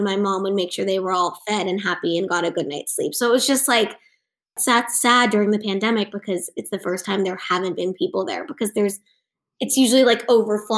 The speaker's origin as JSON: {"language": "English", "town": "Los Angeles", "region": "California", "country": "United States", "tie": "born or raised there", "said": "I grew up in Cheviot Hills"}